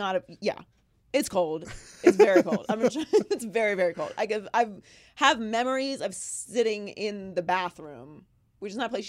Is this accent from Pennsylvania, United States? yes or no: yes; Pittsburgh, Pennsylvania, United States; I grew up in Pittsburgh, so I don't, to this day, I don't understand the architecture of Heinz Field.